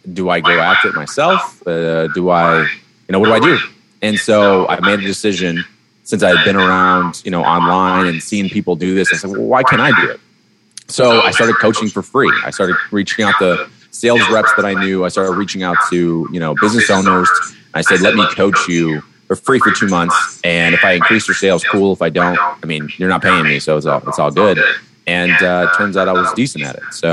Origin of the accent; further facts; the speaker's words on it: Detroit, Michigan, United States; moved away; I grew up in the Baptist church back in Detroit